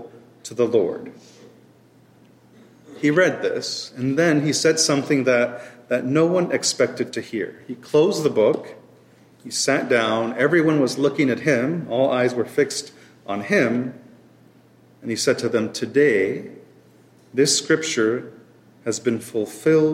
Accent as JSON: {"language": "English", "town": "Oklahoma City", "region": "Oklahoma", "country": "United States", "tie": "born or raised there", "also_born_or_lived": "Grand Rapids, Michigan / Fort Worth, Texas", "moved": "as an adult", "said": "So I'm from Oklahoma. So I was born and raised in Oklahoma City, and I was there through high school."}